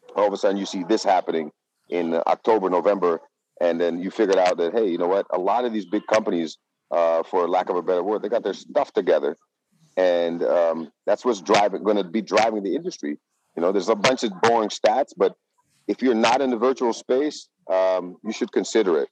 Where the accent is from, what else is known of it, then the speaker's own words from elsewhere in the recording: Netherlands; now in Las Vegas, United States; I'm from the Netherlands, so I follow the news in the Netherlands.